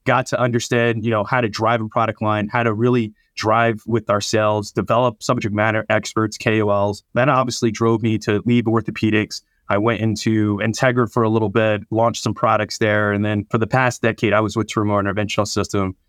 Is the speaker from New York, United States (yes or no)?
no; New Jersey, United States; I'm born and raised in South Jersey